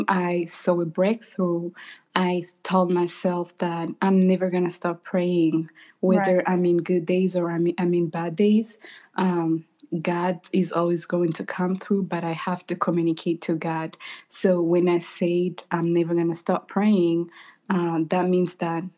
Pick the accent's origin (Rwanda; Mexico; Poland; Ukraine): Rwanda; now in United States; I am born and raised in Rwanda. I currently live in the United States.